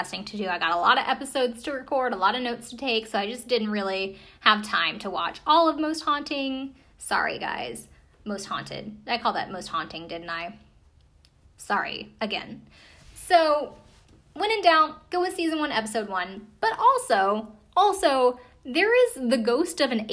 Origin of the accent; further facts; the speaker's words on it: United States; I'm an American